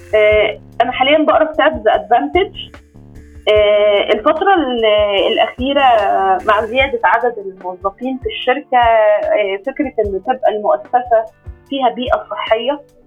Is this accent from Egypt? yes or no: yes; Egypt; احنا حتى عندنا كمصريين